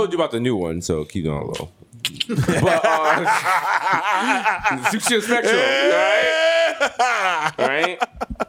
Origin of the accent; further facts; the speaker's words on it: New York City, New York, United States; we from the Bronx